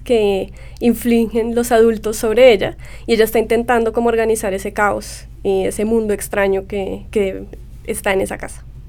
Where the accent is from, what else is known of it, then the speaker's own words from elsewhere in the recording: Colombia; moved away as an adult; also born or lived in New York; mi niñez y la niñez de mi generación en Colombia